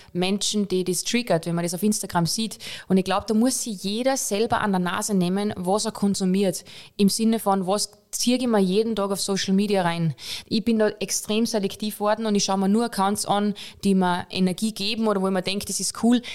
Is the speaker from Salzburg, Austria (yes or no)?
yes; Pongau, Salzburg, Austria; now in Vienna, Austria; ich bin Bongauerin